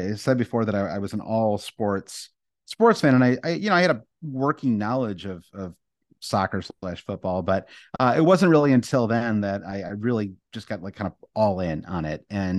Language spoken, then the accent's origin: English; United States